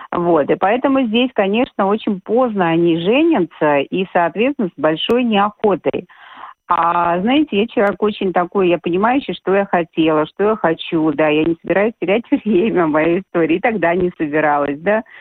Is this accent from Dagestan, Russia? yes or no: yes; Derbent, Dagestan, Russia; born there; Я, я поправку сделала, родилась я вообще в Дагестане, в городе Дербень.